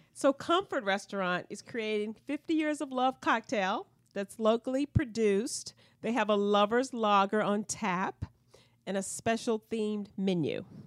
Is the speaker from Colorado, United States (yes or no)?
no; Southampton County, Virginia, United States; now in Richmond, United States; I grew up in Southampton County, and we still have a family farm.